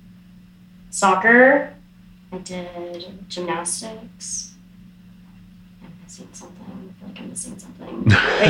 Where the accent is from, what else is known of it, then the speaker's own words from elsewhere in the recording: Dallas, Texas, United States; I'm from Dallas area in Texas. Grew up there, born, raised.